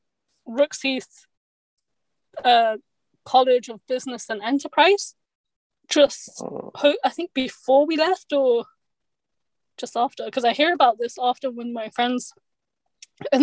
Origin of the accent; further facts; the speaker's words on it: London, United Kingdom; I'm born here in the United Kingdom, in London, England